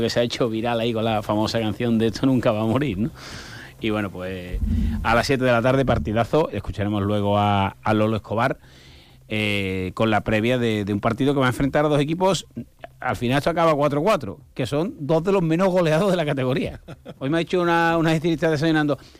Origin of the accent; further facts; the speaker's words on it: Guadiaro, Andalusia, Spain; mi pueblo de nacimiento, que es Guadiaro